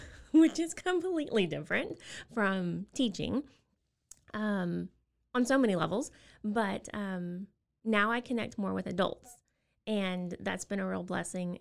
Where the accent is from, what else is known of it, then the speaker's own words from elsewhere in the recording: Austin, Texas, United States; moved away as an adult; also born or lived in South Korea; now in Waco, United States; we're originally from Austin